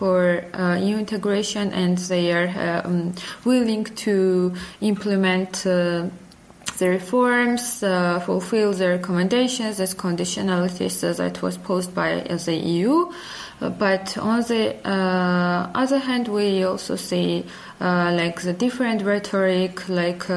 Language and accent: English; Georgia